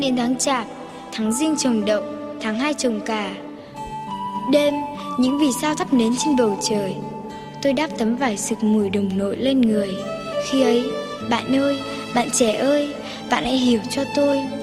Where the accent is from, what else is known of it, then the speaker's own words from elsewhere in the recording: Bac Giang, Vietnam; moved away as an adult; also born or lived in Japan; quê hương em là một làng nhỏ nằm ở ven bờ sông Thương ở tỉnh Bắc Giang